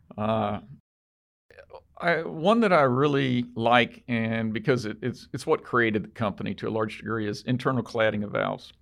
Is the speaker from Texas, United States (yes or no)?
yes; Texas, United States; we're from Texas